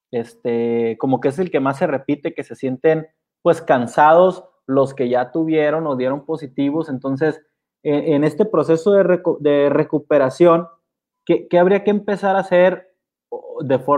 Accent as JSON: {"language": "Spanish", "country": "Mexico", "said": "algo que a mí me preocupa es que pues como mexicanos estamos más esperanzados a una vacuna que empezar a, cuidarnos, pues, ¿no?"}